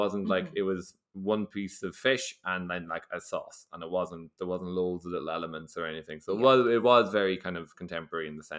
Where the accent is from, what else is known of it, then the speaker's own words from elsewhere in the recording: Ireland; It was 40 degrees, and we're Irish, so we were dying.